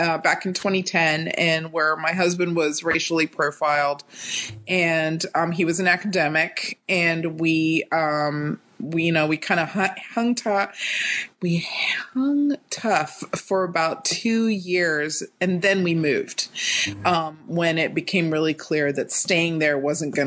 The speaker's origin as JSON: {"language": "English", "region": "North Carolina", "country": "United States", "tie": "born or raised there", "also_born_or_lived": "Atlanta, Georgia", "moved": "as an adult", "lives_now": "California, United States", "said": "I was born and raised in North Carolina"}